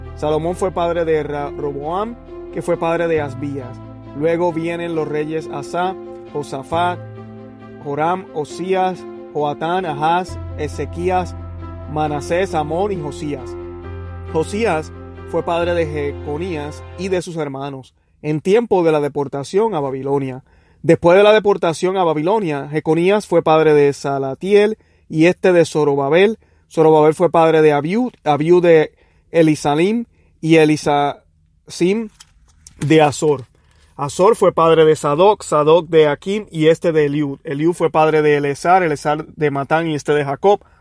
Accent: Puerto Rico; como decimos los puertorriqueños

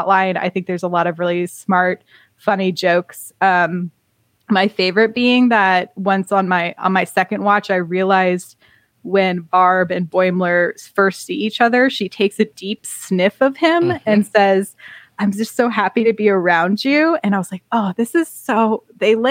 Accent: Vancouver, British Columbia, Canada; now in United States; I am originally from Vancouver

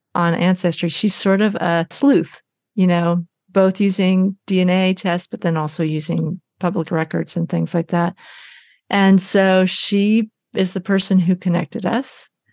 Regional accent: Arkansas, United States; now in Oakland, United States; I was born in Arkansas in a Florence Crittenden home

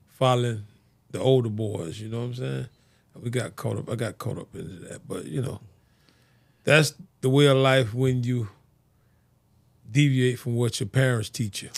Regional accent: Fort Lauderdale, Florida, United States; I grew up on Sixth Street over in the city, city of Fort Lauderdale

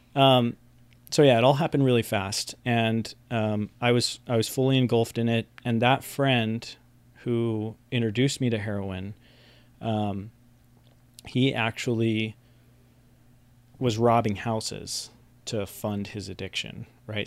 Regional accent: West Valley City, Utah, United States; also born or lived in Salt Lake City; I was born in Salt Lake City, uh, grew up in West Valley City, which is kind of like the armpit southwest of Salt Lake City

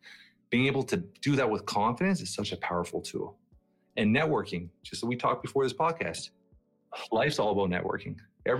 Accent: Portugal; now in Canada; My dad, when he first came to Canada, like my dad and I came from Portugal.

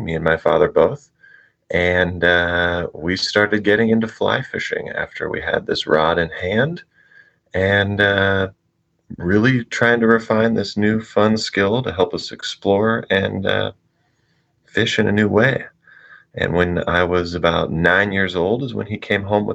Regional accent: just north of San Francisco, Northern California, United States; I grew up in Northern California, just north of San Francisco.

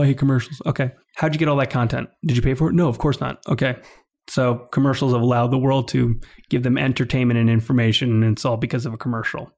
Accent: New York, United States; also born or lived in Calgary, Canada; I grew up in New York my whole life

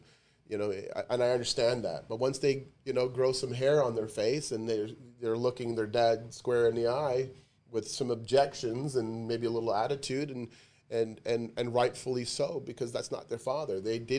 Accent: Canada; Yeah, so am I. I'm Canadian.

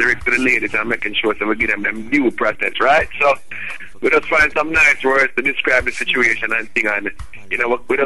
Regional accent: Kingston, Jamaica; I'm direct from Kingston, Jamaica, straight out of the rock

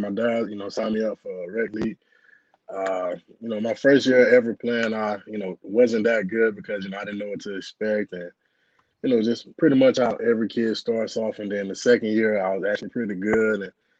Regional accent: Griffin, Georgia, United States; moved away; I'm from Griffin, Georgia, so I played at Spalding High School.

